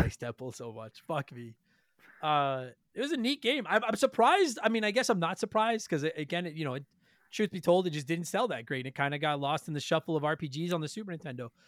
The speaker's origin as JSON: {"language": "English", "country": "Canada", "said": "we're Canadian"}